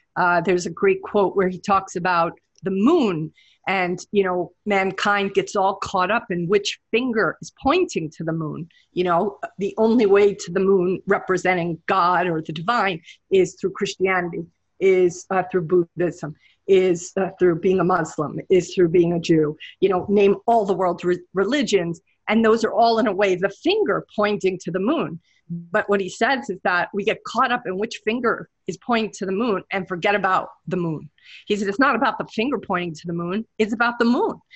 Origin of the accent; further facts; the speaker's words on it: New York City, New York, United States; moved away as an adult; now in Hawaii, United States; I'm a New Yorker. I'm born in Brooklyn